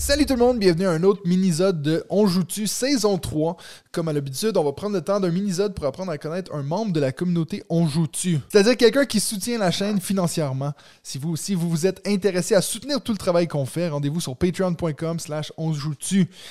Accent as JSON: {"language": "French", "town": "Waterloo", "region": "Quebec", "country": "Canada", "said": "Je suis comme, ah ouais, Waterloo"}